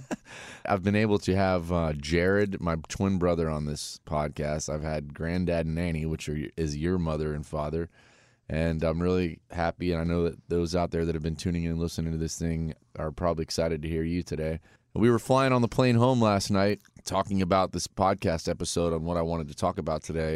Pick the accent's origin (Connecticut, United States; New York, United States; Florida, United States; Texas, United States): Florida, United States; Vero Beach; also born or lived in Winter Haven, Florida; I was born in Winter Haven, Winter Haven Hospital. Polk County, shout out. And, uh, I moved over to Vero Beach, Florida at a young age. And that's really about the time that I remember kind of life growing up